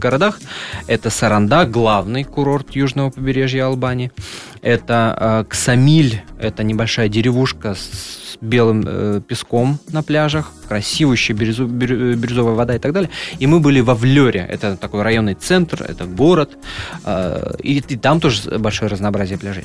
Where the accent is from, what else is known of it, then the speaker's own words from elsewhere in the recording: Russia; я из России